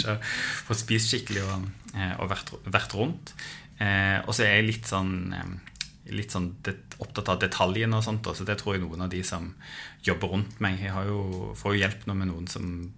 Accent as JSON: {"language": "Norwegian", "town": "Stavanger", "region": "Rogaland", "country": "Norway", "tie": "born or raised there", "said": "Jeg vokste opp på Storhaug. Eh, østkanten her i, i, i, Stavanger"}